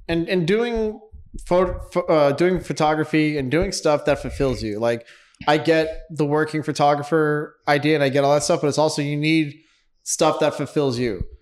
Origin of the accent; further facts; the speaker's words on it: Los Angeles, California, United States; also born or lived in New York; born in New York, moved to Los Angeles when I was young